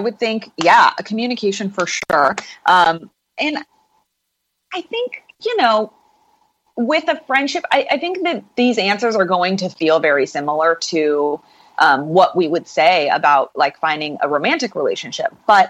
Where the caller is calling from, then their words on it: Los Angeles, California, United States; I'm coming here from Los Angeles.